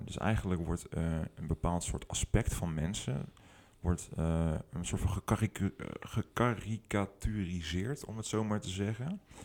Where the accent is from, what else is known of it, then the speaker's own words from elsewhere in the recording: 't Goy, Utrecht, Netherlands; also born or lived in Houten; het dorp waar ik ben opgegroeid, heet het Gooi